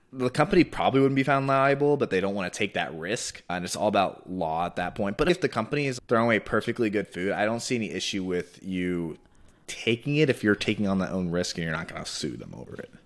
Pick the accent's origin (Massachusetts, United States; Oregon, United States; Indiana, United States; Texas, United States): Texas, United States; also born or lived in New Jersey; I born and raised in Texas. Lived in New Jersey last year. Now I'm back here.